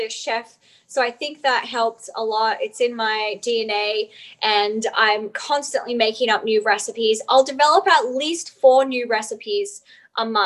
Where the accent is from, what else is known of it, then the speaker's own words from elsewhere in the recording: Outback, Australia; I grew up in Outback Australia, actually.